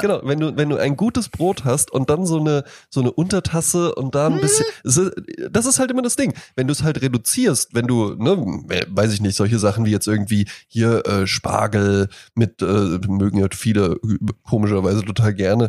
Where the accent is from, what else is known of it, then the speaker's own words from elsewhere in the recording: Rhine-Main area, Hesse, Germany; ich komme ja halt aus dem Rhein-Main-Gebiet